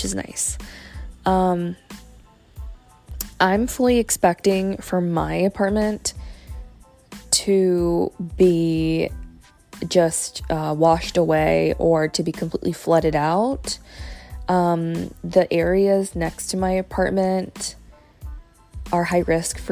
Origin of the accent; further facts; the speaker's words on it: Fort Myers, Florida, United States; I actually went to school in Fort Myers. I was born in Fort Myers